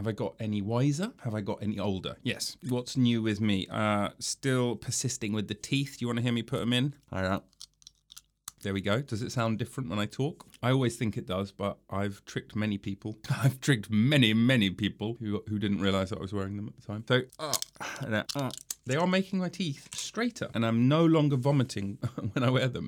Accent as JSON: {"language": "English", "region": "England", "country": "United Kingdom", "said": "I'm an actor from England"}